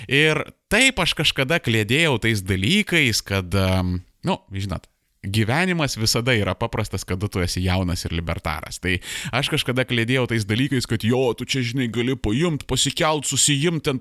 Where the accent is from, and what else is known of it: Lithuania